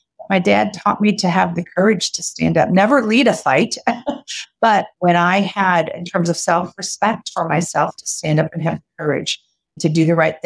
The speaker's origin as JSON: {"language": "English", "region": "California", "country": "United States", "tie": "born or raised there", "said": "born and raised in California from a Mexican father and a Japanese mother."}